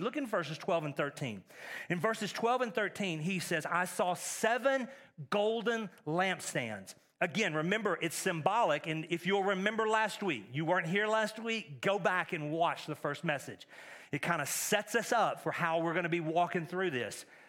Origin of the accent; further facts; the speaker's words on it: East Texas, United States; moved away; I grew up in East Texas, which is a lot like East Tennessee